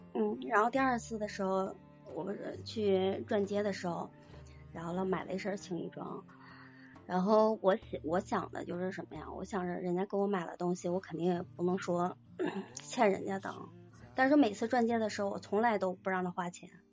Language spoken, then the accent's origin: Chinese; Northeast China, China; 我是东北人